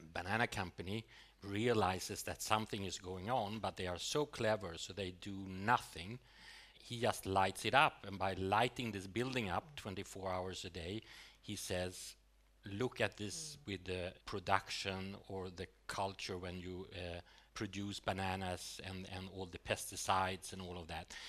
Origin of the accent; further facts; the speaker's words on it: Sweden; growing up in Sweden in the 70s